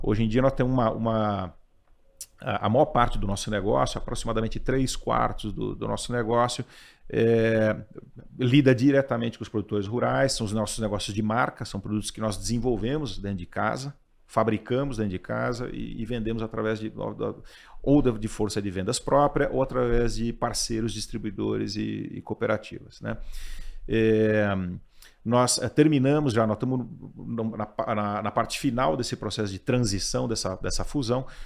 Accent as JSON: {"language": "Portuguese", "region": "São Paulo", "country": "Brazil", "tie": "born or raised there", "said": "Eu sou, eu sou daqui de São Paulo, sou paulistano"}